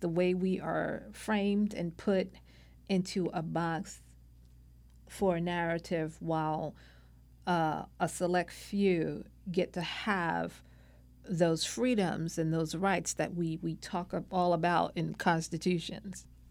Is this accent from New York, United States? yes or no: yes; New York City, New York, United States; now in California, United States; I was born and raised in Brooklyn, New York, the youngest child of five